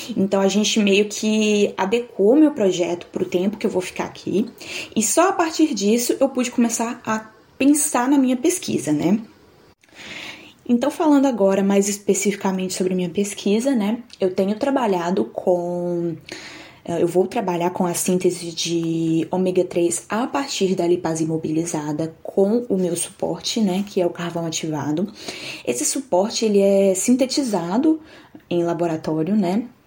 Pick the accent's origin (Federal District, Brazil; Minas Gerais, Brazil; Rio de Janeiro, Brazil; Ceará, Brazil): Minas Gerais, Brazil; Nanuque; moved away as an adult; also born or lived in Itapetinga, Bahia / São João del Rei, Minas Gerais; now in Geelong, Australia; nasci em Nanuque, Minas Gerais